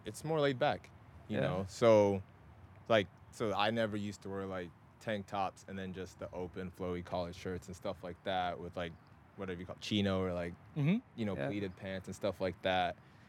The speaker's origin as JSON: {"language": "English", "region": "Scotland", "country": "United Kingdom", "tie": "born or raised there", "also_born_or_lived": "Nigeria / Texas, United States", "said": "me, of course, being born in Nigeria, but then also like growing up in Scotland, living in like Texas and all"}